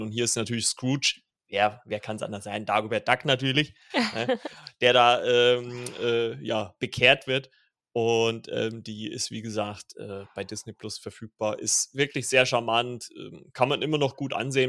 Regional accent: Saxony, Germany; ich bin ja äh, gebürtiger Sachse

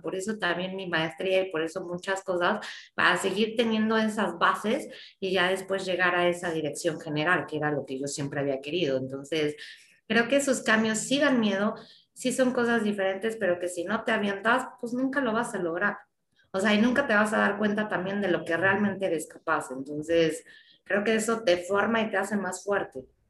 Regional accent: Mexico; mi país

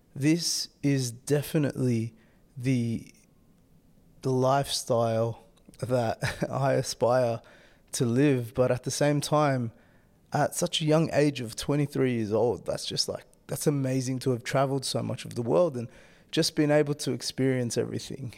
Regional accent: Australia; moved away as an adult; now in Denmark; having lived in Denmark the last three years and then being an Australian citizen

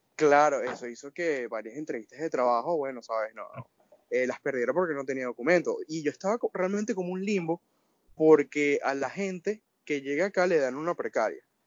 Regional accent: Venezuela; moved away as an adult; salí de Venezuela en el 2018. De hecho, ya el próximo mes cumplo los dos años acá

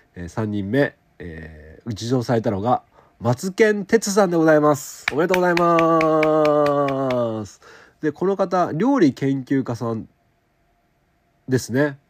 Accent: Okayama, Japan; 僕の地元の乳業会社、おはよう乳業株式会社さん

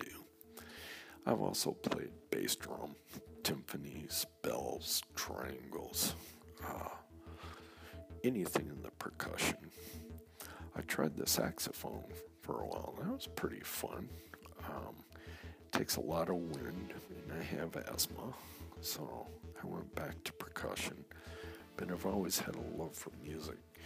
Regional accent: Saginaw, Michigan, United States; also born or lived in East Lansing, Michigan; Started a band back in my hometown, Saginaw, Michigan

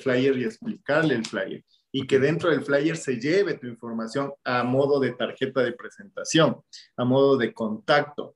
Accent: Ecuador; en mi país, en Ecuador

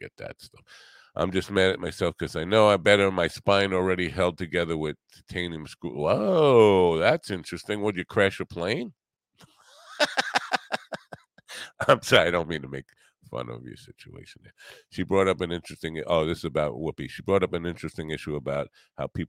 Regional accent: United States; As an American

